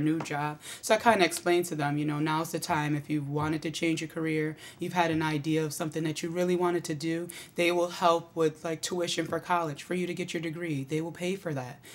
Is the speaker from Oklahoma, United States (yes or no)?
no; Auburn, New York, United States; now in Syracuse, United States; I grew up in Auburn, but I live in Syracuse